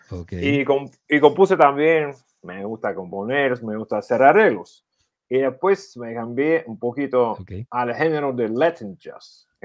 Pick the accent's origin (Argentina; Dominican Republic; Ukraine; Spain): Ukraine; Spanish is a second language; Allá en mi país, bueno, el primer artista que estaba en Ucrania de, del género era …